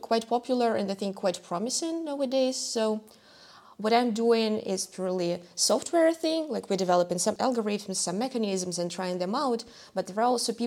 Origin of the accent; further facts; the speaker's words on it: Russia; now in Germany; my home country. So I come from Russia